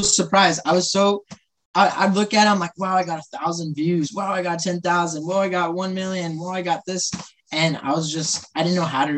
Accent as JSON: {"language": "English", "region": "Central Valley of California", "country": "United States", "tie": "born or raised there", "said": "I am born and raised Central Valley of California."}